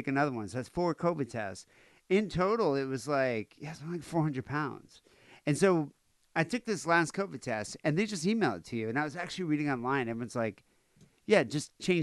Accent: United States; I'm an American.

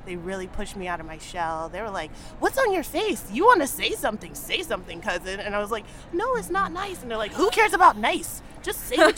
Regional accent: Cincinnati, Ohio, United States; growing up, I grew up in Ohio.

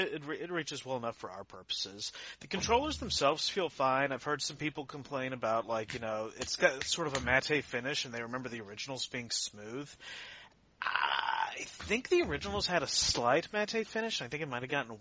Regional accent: United States; now in Canada; I was born in the US.

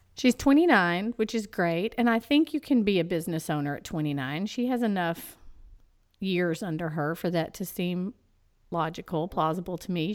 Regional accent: East Texas, United States; I'll pronounce it Annalise because I'm from East Texas

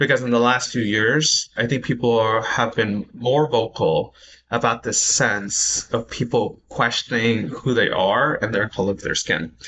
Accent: San Francisco, California, United States; also born or lived in India; I was born in India, so I could say that. For many people who grew up here, I'm like, well, I don't know. I'm from U.S., San Francisco, right?

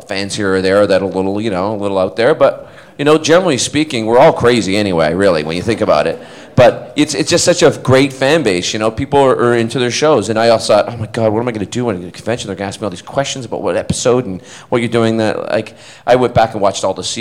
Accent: Scotland, United Kingdom; accent: Scottish; moved away; also born or lived in Vancouver; But my parents are Scottish, and I was born in Scotland

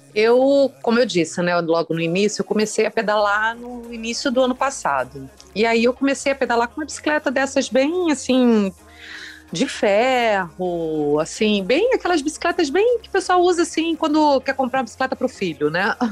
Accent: Rio de Janeiro, Brazil; Fui a única carioca aí do evento

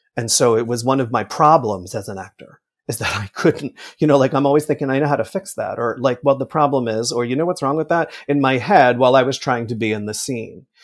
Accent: Millburn, New Jersey, United States; I grew up in New Jersey about a ten minute walk from the Paper Mill Playhouse.

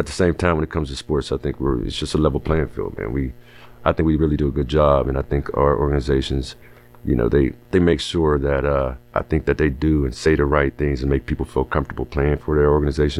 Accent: Pittsburgh, Pennsylvania, United States; I love Pittsburgh. I'm born and raised in Pittsburgh.

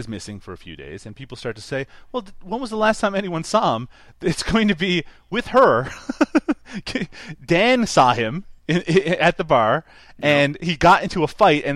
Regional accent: Newfoundland and Labrador, Canada; now in Ontario, Canada; Back where I grew up in Newfoundland, we didn't get major

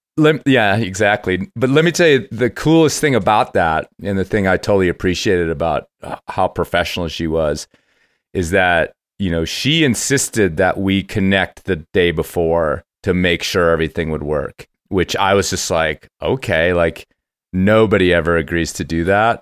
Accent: Cincinnati, Ohio, United States; moved away; part of my youth, I grew up in Cincinnati, Ohio

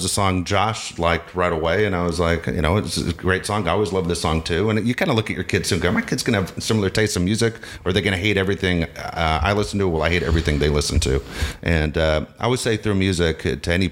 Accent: Tennessee, United States; also born or lived in Los Angeles, California; I was born in Los Angeles, moved to Tennessee when I was 6 years old

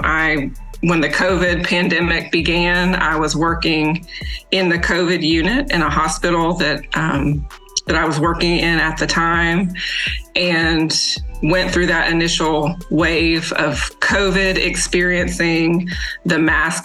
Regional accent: Northwest Florida, United States; moved away as an adult; also born or lived in Alabama / Louisiana; now in Mississippi, United States; Born and raised in the South, I grew up in the Northwest part of Florida

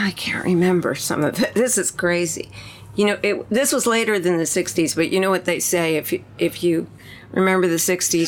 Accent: Long Island, New York, United States; Well, I was born in New York City, but we didn't actually live there. We lived in Long Island, you know, 20 or 30 miles away.

